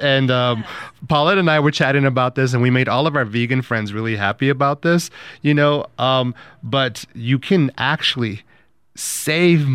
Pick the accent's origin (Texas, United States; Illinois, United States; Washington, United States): Texas, United States; El Paso; I grew up here in El Paso